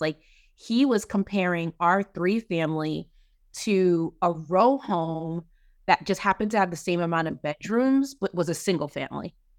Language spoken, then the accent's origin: English; Kentucky, United States; now in Maryland, United States; I'm from Kentucky